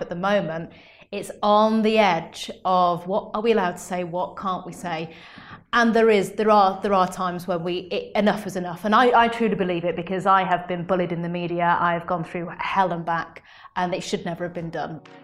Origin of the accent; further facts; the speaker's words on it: United Kingdom; as British people